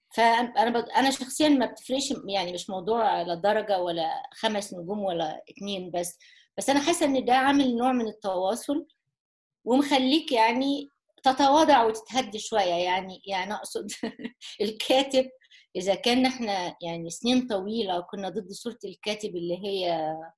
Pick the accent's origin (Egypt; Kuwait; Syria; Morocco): Egypt; كمصريين او كعرب